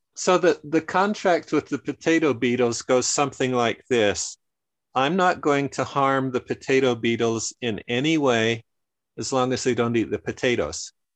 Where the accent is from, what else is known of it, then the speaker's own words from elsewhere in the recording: northern Utah, United States; my family grew up in the mountains of northern Utah